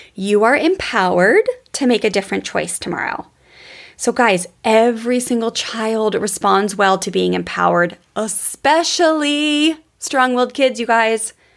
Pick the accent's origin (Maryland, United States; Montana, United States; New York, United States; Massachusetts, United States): Maryland, United States; Columbia; there was a cookie place in the Columbia Mall where I grew up in Maryland